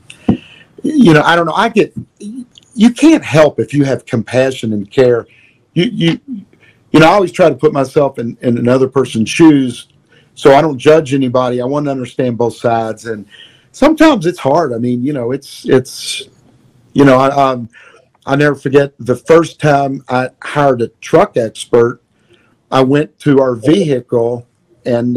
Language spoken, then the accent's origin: English; Louisville, Kentucky, United States; I'm from Louisville. 502 is our area code.